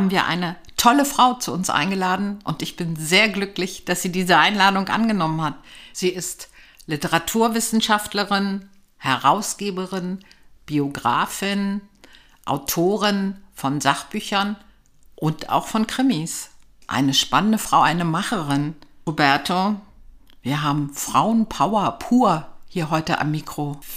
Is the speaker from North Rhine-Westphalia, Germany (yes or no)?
no; Berlin, Germany; Ich war ja. vier, als ich nach Berlin